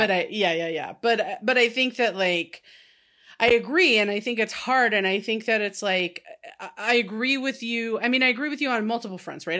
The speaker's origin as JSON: {"language": "English", "region": "California", "country": "United States", "tie": "born or raised there", "said": "I grew up in California, so it would have been in this state"}